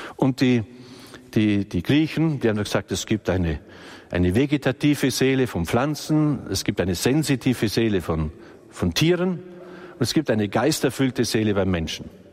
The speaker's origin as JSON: {"language": "German", "town": "Balderschwang", "region": "Bavaria", "country": "Germany", "said": "das war bei uns alles nicht so einfach im Balderschwang, weil wir im Außenbereich sind"}